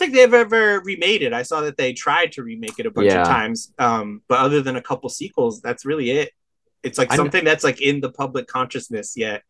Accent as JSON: {"language": "English", "town": "Cornwall", "region": "Connecticut", "country": "United States", "tie": "born or raised there", "said": "I come from small town Connecticut, 2,000 people"}